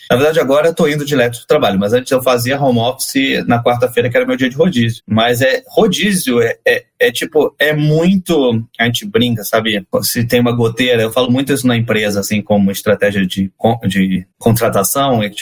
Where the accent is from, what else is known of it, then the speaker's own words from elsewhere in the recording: Rio de Janeiro, Brazil; now in São Paulo, Brazil; Então, eu sou carioca que gosta de São Paulo, tá?